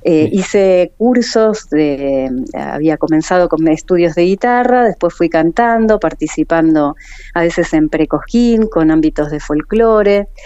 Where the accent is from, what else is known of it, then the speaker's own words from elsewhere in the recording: Buenos Aires, Argentina; moved away as an adult; now in El Calafate, Argentina; soy nacida en Buenos Aires eh, y hace 20 años ya que estoy acá en la localidad